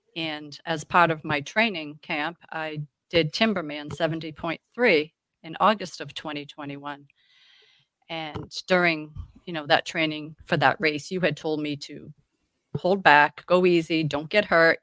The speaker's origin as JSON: {"language": "English", "region": "Massachusetts", "country": "United States", "moved": "as an adult", "lives_now": "York, Maine, United States", "said": "I'm from Massachusetts, where I lived there probably"}